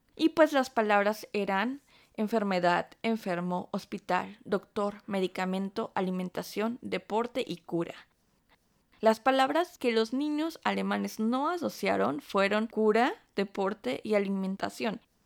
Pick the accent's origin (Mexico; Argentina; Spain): Mexico; now in Stuttgart, Germany; nuestro nombre como mexicanas